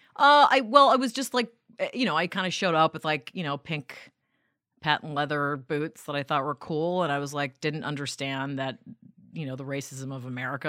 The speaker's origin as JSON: {"language": "English", "town": "New York City", "region": "New York", "country": "United States", "tie": "born or raised there", "also_born_or_lived": "Vancouver, Canada / Denmark", "said": "you move there at ten years old, you go to public school, you get beat up all the time, you be, uh, become a New Yorker pretty quick"}